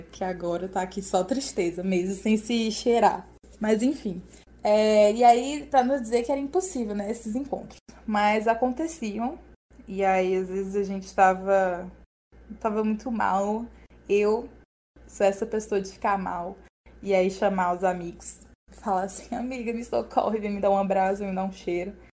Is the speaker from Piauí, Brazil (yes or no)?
yes; Piauí, Brazil; eu sou piauiense